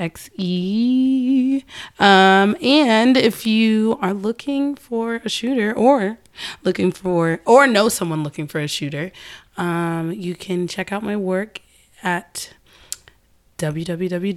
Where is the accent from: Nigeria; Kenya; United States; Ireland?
Nigeria; I'm Nigerian